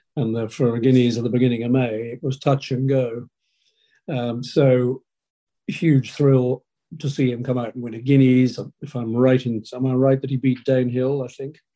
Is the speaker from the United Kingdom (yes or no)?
yes; Hampshire, South East England, United Kingdom; where we grew up in Hampshire